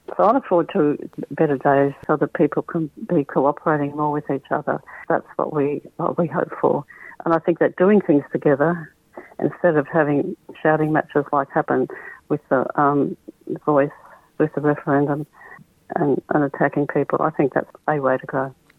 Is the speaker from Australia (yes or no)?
yes; Wollongong, New South Wales, Australia; also born or lived in Queensland; now in Perth, Australia; my dad was a Lutheran pastor in Wollongong, where we where we grew up